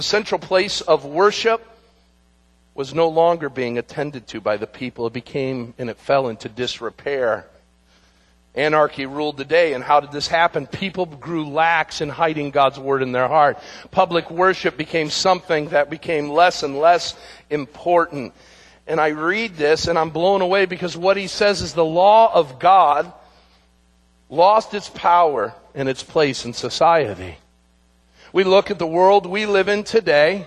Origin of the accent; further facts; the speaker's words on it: United States; we as Americans and even as American Christians